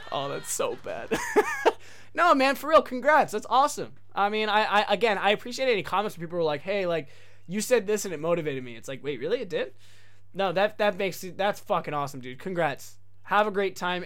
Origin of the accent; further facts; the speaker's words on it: United States; moved away as an adult; also born or lived in Japan; me coming as an American, which was kind of a rarity